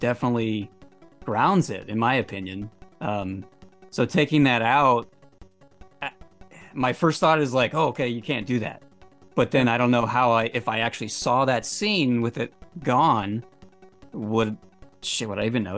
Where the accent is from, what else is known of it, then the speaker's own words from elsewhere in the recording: California, United States; from California, so the houses are extremely expensive.